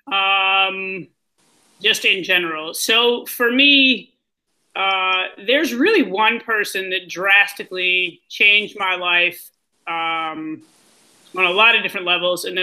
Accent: Ann Arbor, Michigan, United States; also born or lived in Chicago, United States; I'm from Ann Arbor, but I've lived on both coasts and I've lived in Chicago.

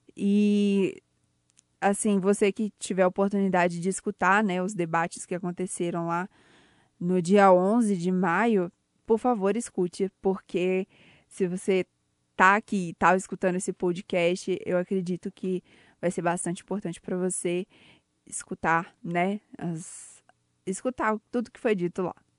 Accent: Ouro Preto, Minas Gerais, Brazil; eu sou de Ouro Preto, trabalho na Rádio Tatiaia de Ouro Preto

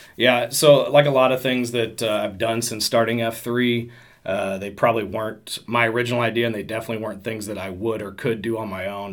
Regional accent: St. Louis, Missouri, United States; also born or lived in Decatur, Illinois; I'm from St. Louis originally, so we moved back here.

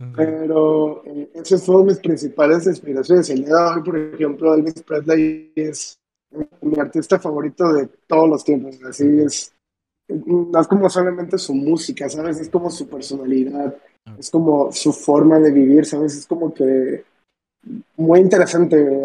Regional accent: Manzanillo, Colima, Mexico; soy un de 19 años, vivo en Manzanillo, bueno, soy de Manzanillo

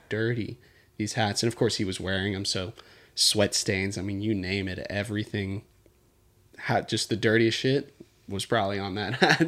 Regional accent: Houston, Texas, United States; also born or lived in Katy, Texas; born and raised in Houston, Texas. Both my parents are from Netherlands

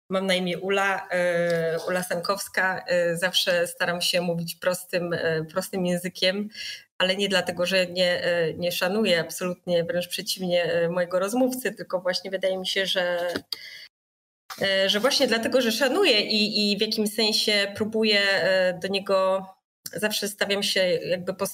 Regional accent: Warsaw, Masovian Voivodeship, Poland; Jestem, jestem warszawianką.

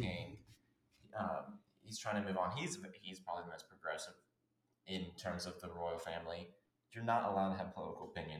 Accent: United States; even as American

